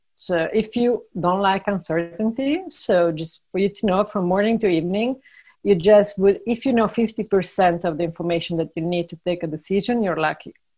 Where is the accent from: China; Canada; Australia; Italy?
Italy; moved away; also born or lived in Ireland / Brazil / Argentina; I'm originally from Italy, but I lived in eight, seven different countries uh, plus Italy